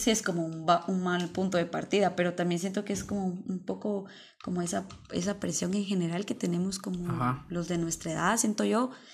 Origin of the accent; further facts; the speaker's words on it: Mixco, Guatemala Department, Guatemala; nací en Misco